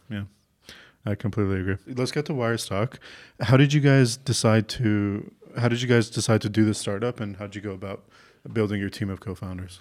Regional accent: Canada; moved away; I'm from Canada originally

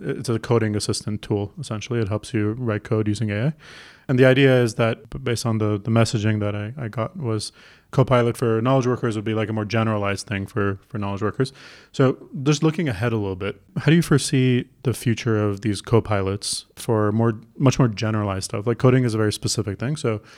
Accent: Toronto, Ontario, Canada; I'm from Toronto

